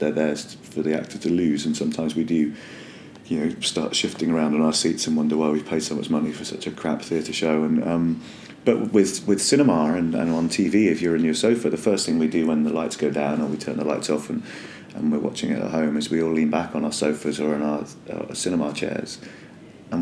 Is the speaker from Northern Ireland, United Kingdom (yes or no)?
yes; Northern Ireland, United Kingdom; accent: Northern Irish; I come from Northern Ireland.